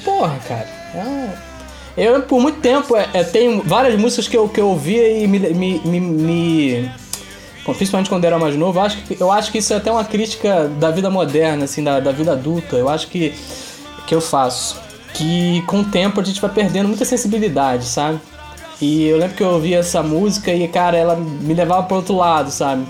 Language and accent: Portuguese; Itaboraí, Rio de Janeiro, Brazil; fomos criados em. em somos de Taboraí, criados em Tambi que é um bairro pobre da, de, de Itaboraí